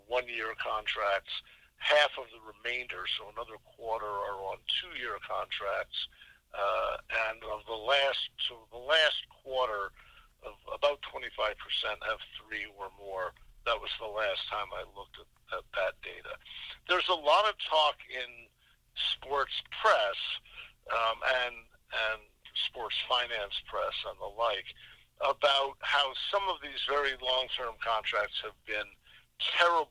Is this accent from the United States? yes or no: yes; Boston, Massachusetts, United States; I'm from the Boston area